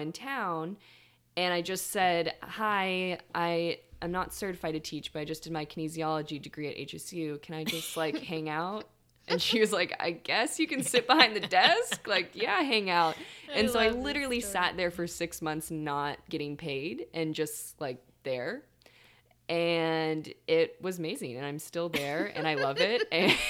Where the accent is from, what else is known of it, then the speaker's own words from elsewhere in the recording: Tucson, Arizona, United States; moved away as an adult; now in Humboldt, United States; I uprooted from the desert. I came from Tucson, Arizona. And this year is going to be 8 years.